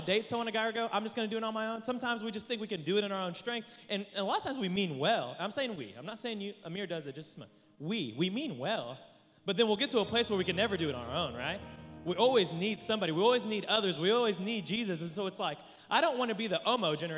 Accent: Oklahoma, United States; I'm from Oklahoma

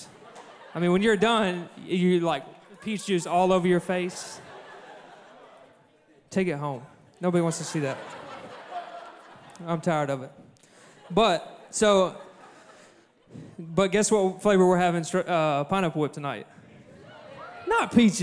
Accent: Cabot, Arkansas, United States; I'm from Cabot, where we don't farm

